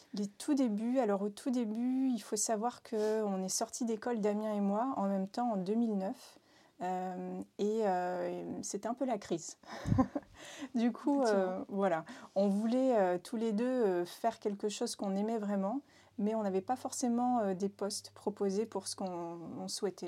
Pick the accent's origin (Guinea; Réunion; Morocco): Réunion; now in Nantes, France; je viens de l'île de la Réunion